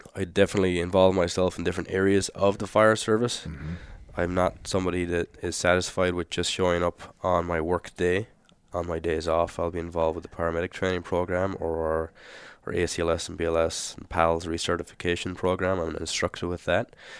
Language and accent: English; Ireland; moved away as an adult; also born or lived in New Zealand / Australia; now in Phoenix, United States; I'm born and raised in Ireland.